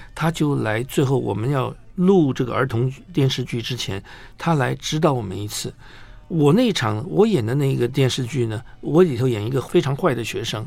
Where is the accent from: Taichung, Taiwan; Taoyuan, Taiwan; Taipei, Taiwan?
Taipei, Taiwan; 小时候在中广播英文了以后，就跑去衡阳街嗯哼。东方出版社